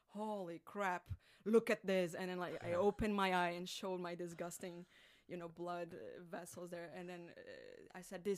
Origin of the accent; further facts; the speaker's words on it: Brazil; moved away; I'm from Brazil